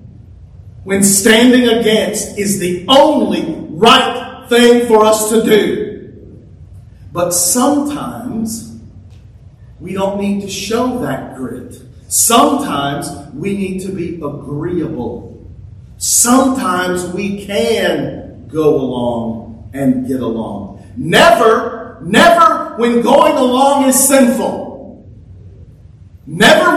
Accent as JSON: {"language": "English", "country": "United States", "said": "I'm as American as the next guy. I love our country"}